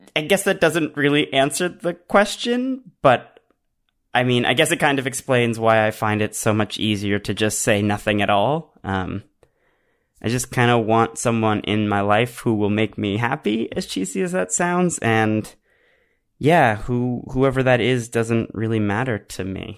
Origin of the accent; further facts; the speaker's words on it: Canada; I'm Canadian